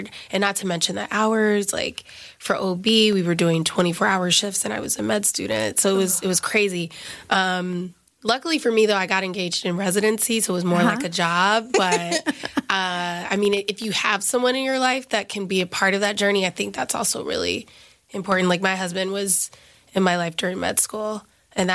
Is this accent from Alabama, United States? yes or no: yes; Alabama, United States; moved away as an adult; now in New York City, United States; I'm an Alabama girl, so I'm from the South